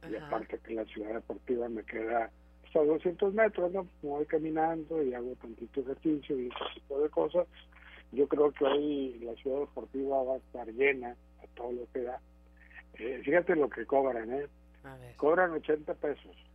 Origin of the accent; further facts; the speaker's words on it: Mexico; Yo creo que los únicos que pueden responderle pues, son, somos los mexicanos